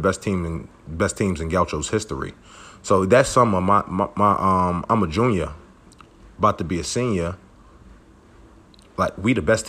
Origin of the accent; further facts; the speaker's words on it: New York City, New York, United States; I'm from Brooklyn, born and raised